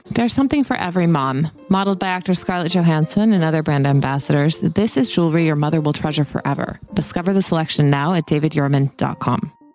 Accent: United States; moved away as an adult; now in London, United Kingdom; as an American coming here

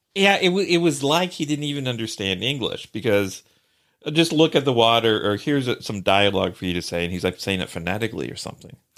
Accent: Columbus, Indiana, United States; my hometown, uh, uh, Columbus, Indiana

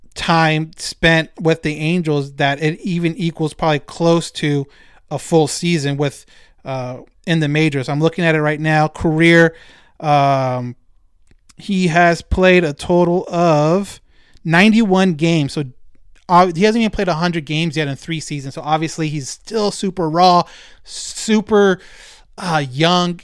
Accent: Rancho Cucamonga, California, United States; I grew up in Ranchos, right next door to Fontana

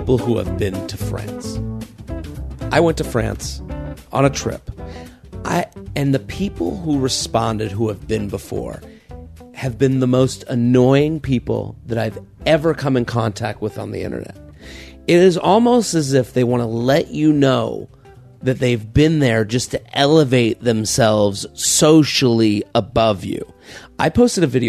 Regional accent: United States; I'm an American

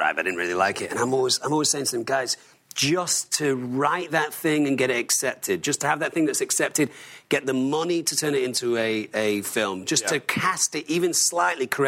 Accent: Manchester, North West England, United Kingdom; I'm from Manchester

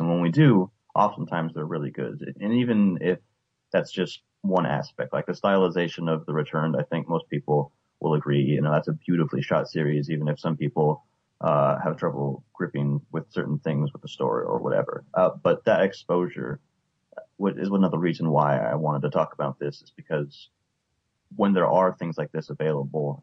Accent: United States; American T V viewers

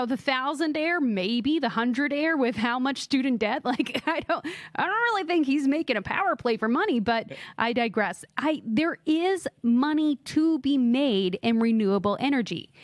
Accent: Texas, United States; now in Georgia, United States; I'm from Texas. I live in Georgia. In fact, I've lived my whole life south of the Mason-Dixon

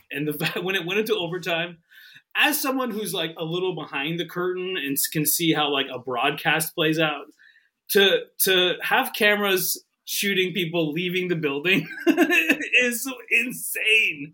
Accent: Canada; moved away; I'm not from New York, right? I'm from Canada, and, and we had the Buffalo Bills.

